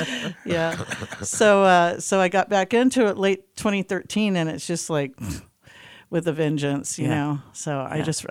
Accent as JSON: {"language": "English", "town": "Jacksonville", "country": "United States", "tie": "born there", "also_born_or_lived": "Hawaii", "said": "So I was born in Jacksonville, but my dad was in the Navy, so we came out here. I started school in Hawaii."}